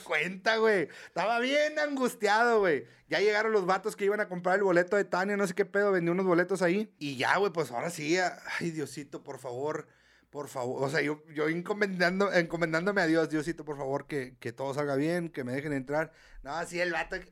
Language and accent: Spanish; Mexico; Somos mexicanos